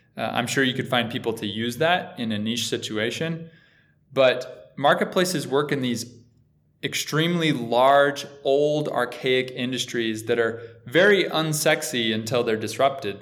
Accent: Boulder City, Nevada, United States; moved away; I'm from a little tiny town outside of Vegas called Boulder City. It's right by the Hoover Dam. It's about five minutes from Lake Mead, so so just grew up doing a lot of boating

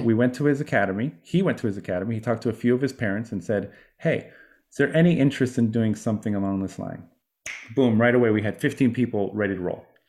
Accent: Miami, Florida, United States; moved away; I come from Miami

